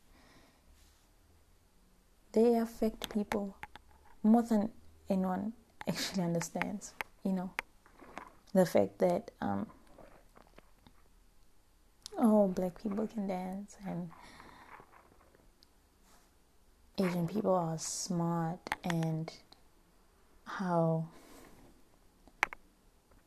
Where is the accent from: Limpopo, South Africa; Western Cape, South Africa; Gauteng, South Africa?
Limpopo, South Africa; I am from Limpopo because I am proud. I am from there and I'm proud of that.